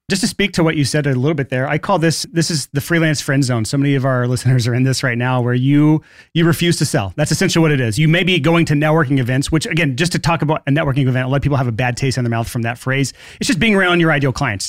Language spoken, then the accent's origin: English; Alabama, United States; I am from Alabama